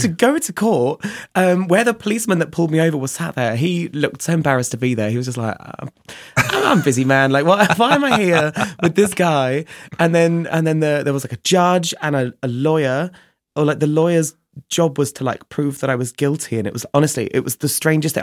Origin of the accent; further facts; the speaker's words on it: Chichester, South East England, United Kingdom; now in Brighton, United Kingdom; I grew up in a small town called Chichester